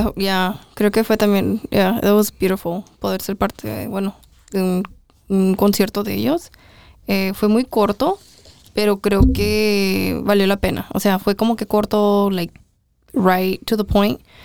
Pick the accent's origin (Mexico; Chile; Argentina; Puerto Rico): Mexico; todos éramos mexicanos